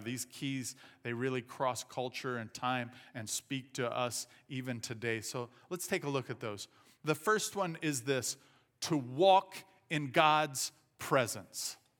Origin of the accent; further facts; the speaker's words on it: southern Indiana, United States; moved away; I grew up in southern Indiana. Uh, we speak a different language down there.